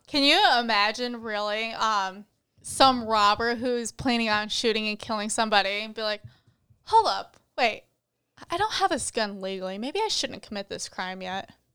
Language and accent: English; Michigan, United States; moved away; I grew up in Michigan